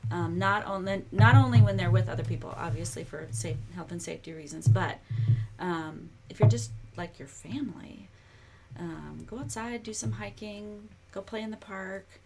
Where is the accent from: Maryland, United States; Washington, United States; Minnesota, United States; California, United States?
Minnesota, United States; now in Kentucky, United States; I'm from Minnesota.